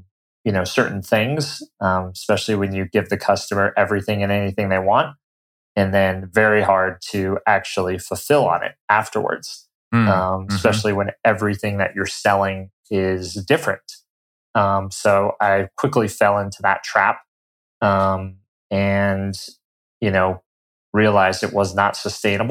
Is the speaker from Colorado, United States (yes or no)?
yes; Colorado, United States; moved away; I'm originally from Colorado. Grew up, you know, in the mountains there